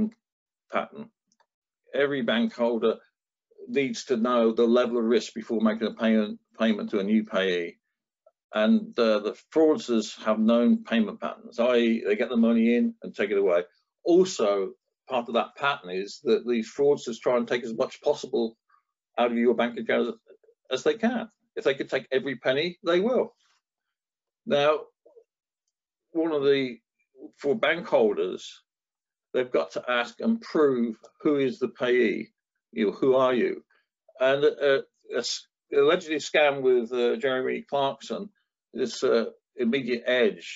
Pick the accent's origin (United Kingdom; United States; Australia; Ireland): United Kingdom; Northampton, East Midlands; I grew up in Northampton